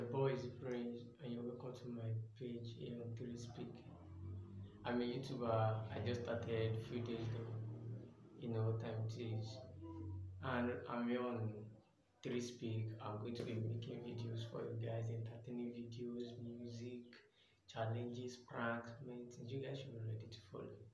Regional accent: Nigeria; I'm a, I'm a Nigerian. I'm also a student. I'm a 300 level philosophy student of Adekunle Ajasin University, Akungba Akoko.

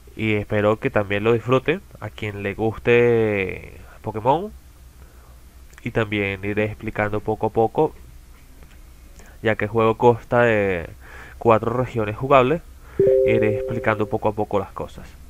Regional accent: Caracas, Capital District, Venezuela; soy de Venezuela, en las afueras de Caracas, más precisamente

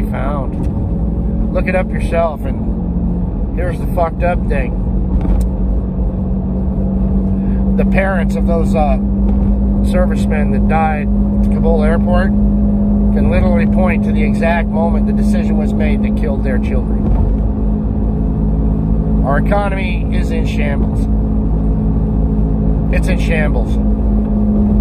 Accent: United States; I am a heritage American.

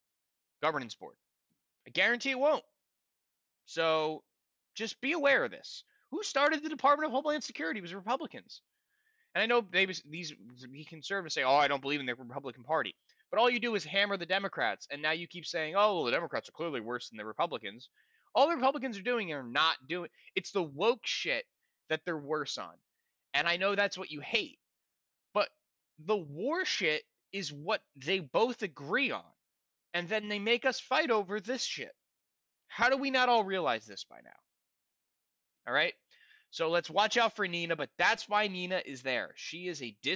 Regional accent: United States; I'm an American

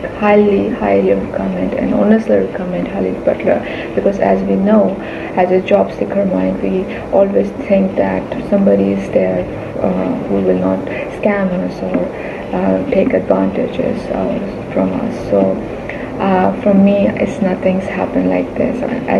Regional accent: New Delhi, Delhi, India; now in Mumbai, India; I'm from New Delhi, currently working in Mumbai

